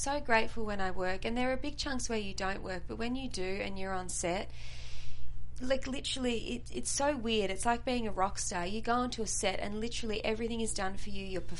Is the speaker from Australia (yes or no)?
yes; Australia; moved away as an adult; I come from Australia